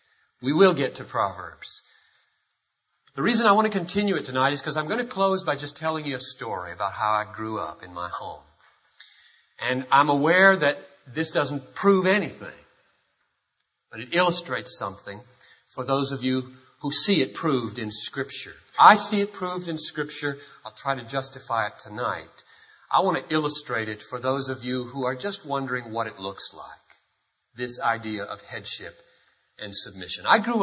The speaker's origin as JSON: {"language": "English", "town": "Greenville", "region": "South Carolina", "country": "United States", "tie": "born or raised there", "said": "The early 60s, you may remember, were the days of civil rights, ugly days in the South. I grew up in Greenville, South Carolina, and I remember an experience."}